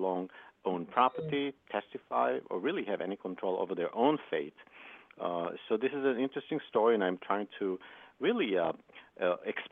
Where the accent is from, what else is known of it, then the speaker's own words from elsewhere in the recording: Israel; I grew up in Israel, and I used to hike a lot and tour a lot